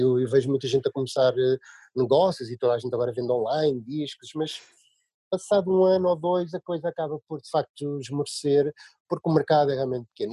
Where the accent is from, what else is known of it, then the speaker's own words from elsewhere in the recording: Leiria, Leiria District, Portugal; por acaso somos de Leiria